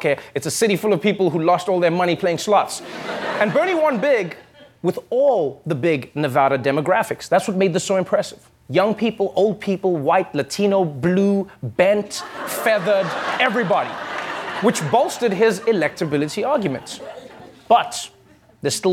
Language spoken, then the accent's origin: English; South Africa; as a South African